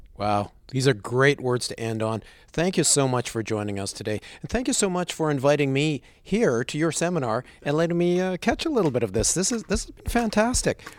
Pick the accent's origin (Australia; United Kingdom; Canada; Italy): Canada; accent: prairie; the Americans can pick me out as a Canadian